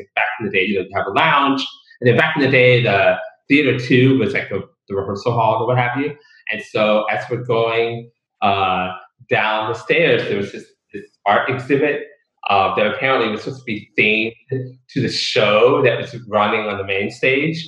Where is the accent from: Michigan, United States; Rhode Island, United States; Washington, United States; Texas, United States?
Texas, United States; Dallas; I grew up in Pleasant Grove